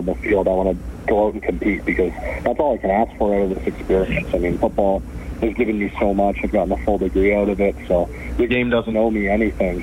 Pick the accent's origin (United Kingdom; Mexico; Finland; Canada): Canada; as a Canadian